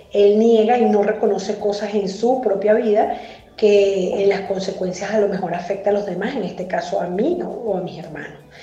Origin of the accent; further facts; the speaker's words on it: Venezuela; now in Mexico; soy venezolana migrante en México